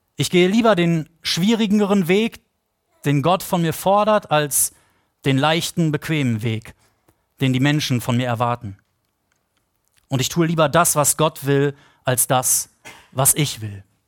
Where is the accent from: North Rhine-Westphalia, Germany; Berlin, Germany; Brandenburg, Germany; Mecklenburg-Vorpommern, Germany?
Brandenburg, Germany; Potsdam; wir Potsdamer